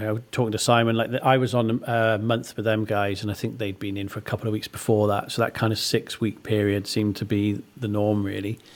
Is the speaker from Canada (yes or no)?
no; Monmouth, Wales, United Kingdom; growing up in Monmouth, everybody knows about Rockfield